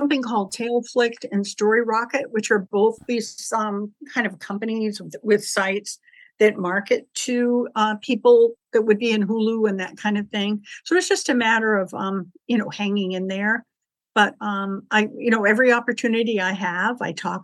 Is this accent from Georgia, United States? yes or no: no; Scituate, Massachusetts, United States; moved away; also born or lived in Illinois; I'm actually from Scituate, but we were living in Illinois